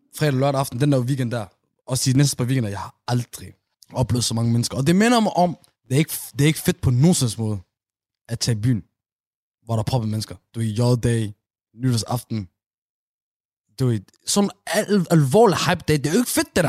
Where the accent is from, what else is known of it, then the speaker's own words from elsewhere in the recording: Aarhus, Central Denmark Region, Denmark; i min opvækst i Gellerup